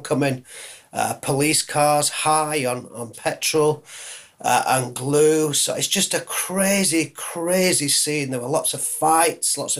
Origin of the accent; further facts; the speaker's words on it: Leeds, Yorkshire and the Humber, United Kingdom; I'm a Yorkie, I'm a Yorkshireman